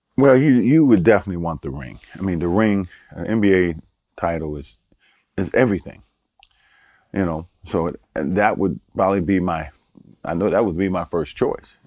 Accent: Baltimore, Maryland, United States; moved away; also born or lived in Paris, France / North Carolina; I grew up in Baltimore

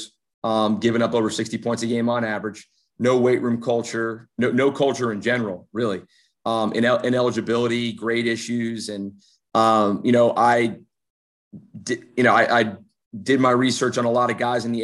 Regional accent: New Jersey, United States; moved away; I'm from New Jersey.

